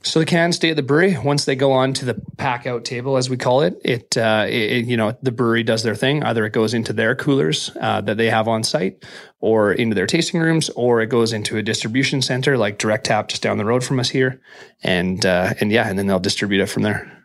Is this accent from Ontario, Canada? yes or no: no; Prince George, British Columbia, Canada; moved away as an adult; now in Vancouver, Canada; I was from Prince George